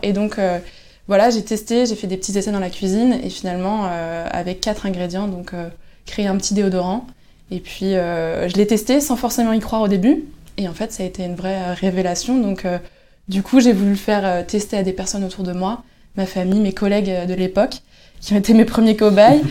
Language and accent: French; Lannion, Brittany, France; je suis originaire de Lannion